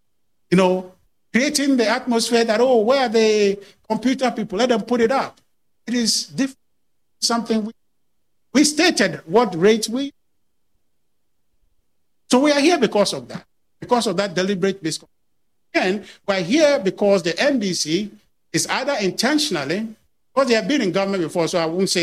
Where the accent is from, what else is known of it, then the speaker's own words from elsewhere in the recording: Ghana; I'm a Ghanaian